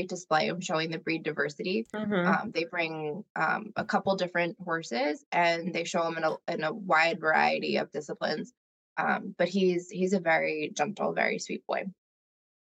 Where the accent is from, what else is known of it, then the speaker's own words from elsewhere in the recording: Rutherford, New Jersey, United States; I grew up in Rutherford